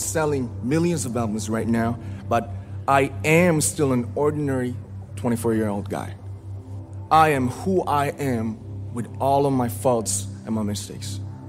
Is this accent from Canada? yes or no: no; Ilsan, Gyeonggi Province, South Korea; I was born in Ilsan, a city near Seoul, South Korea.